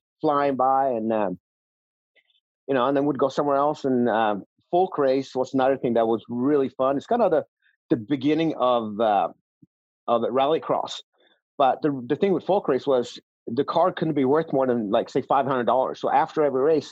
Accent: just outside of Stockholm, Stockholm County, Sweden; also born or lived in Northern California / Southern California; now in United States; I was born and raised in just outside of Stockholm.

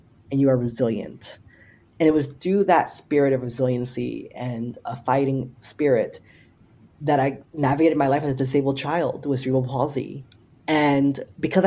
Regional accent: Paterson, New Jersey, United States; the city of Paterson, where I grew up in New Jersey

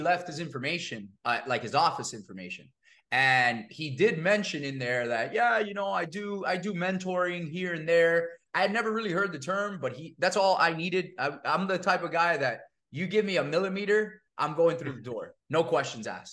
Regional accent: Miami, Florida, United States; also born or lived in New York; I'm born and raised in Miami, first generation Cuban American kid

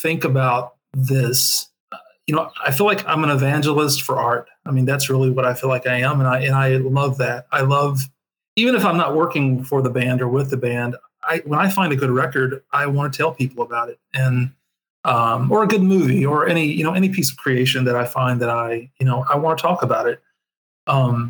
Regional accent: rural Kentucky, United States; moved away as an adult; also born or lived in Nashville, Tennessee; growing up in the South, you know, in rural Kentucky

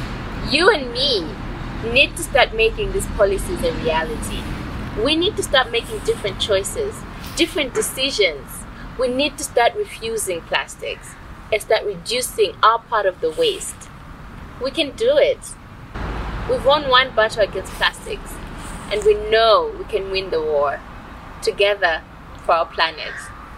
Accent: Malawi; I'm from Malawi, the warm heart of Africa.

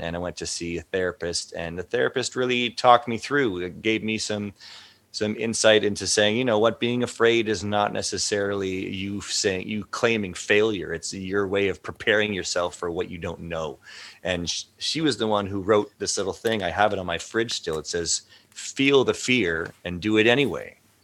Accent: Canada; as a Canadian citizen since birth for 40 years

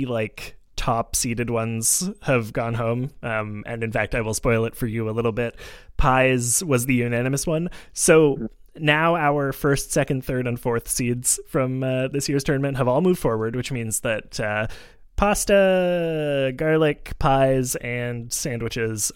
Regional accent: Montreal, Quebec, Canada; a kid growing up in Montreal

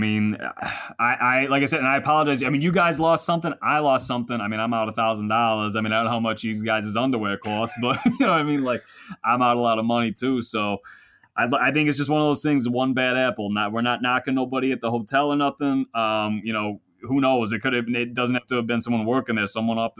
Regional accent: Philadelphia, Pennsylvania, United States; That's just I know I'm from Philly, but that's kind of my team.

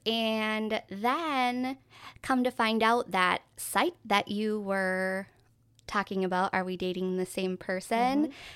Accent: Minnesota, United States; we're from Minnesota.

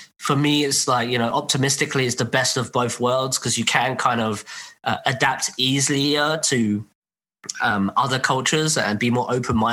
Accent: England, United Kingdom; I was born in England and grew up in England, went to school in England

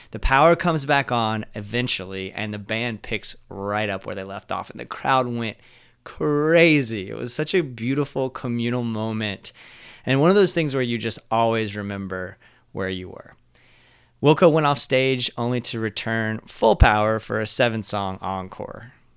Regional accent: Central Florida, United States; moved away as an adult; also born or lived in Jacksonville, Florida; I decided to leave my hometown in Central Florida and move to Jacksonville

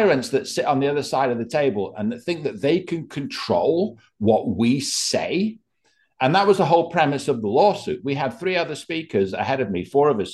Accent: England, United Kingdom; now in Bucks County, United States; I come to America from England

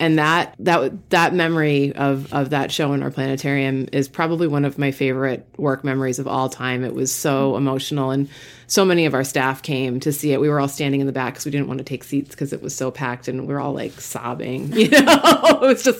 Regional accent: Massachusetts, United States; I grew up in Eastern Mass.

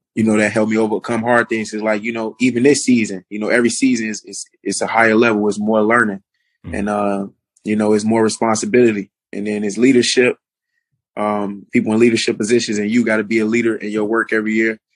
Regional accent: United States; to be in my home country playing

